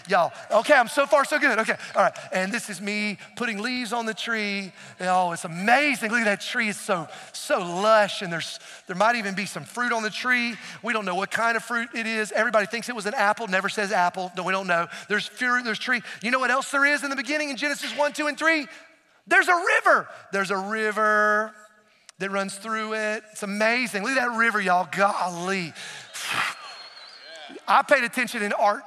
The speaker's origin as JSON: {"language": "English", "region": "Appalachian Mountains of North Carolina", "country": "United States", "tie": "born or raised there"}